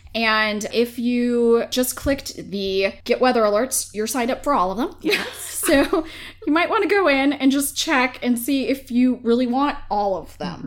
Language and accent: English; Minnesota, United States; now in James City County, United States; I'm from Minnesota.